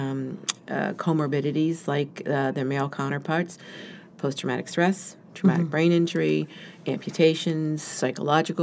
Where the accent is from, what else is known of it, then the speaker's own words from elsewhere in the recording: Connecticut, United States; moved away as an adult; now in Philadelphia, United States; I'm from Connecticut